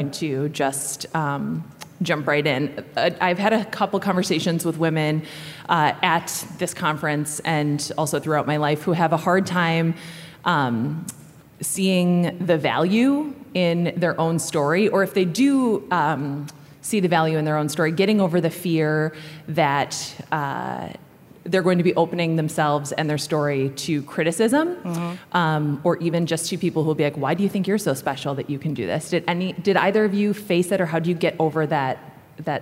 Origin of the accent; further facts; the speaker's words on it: Minnesota, United States; I'm from Minnesota